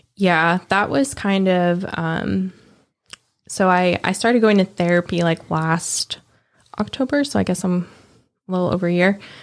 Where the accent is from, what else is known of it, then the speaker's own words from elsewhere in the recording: New Jersey, United States; moved away; also born or lived in Memphis; I grew up in New Jersey, but we no longer have, like, none of our family lives there anymore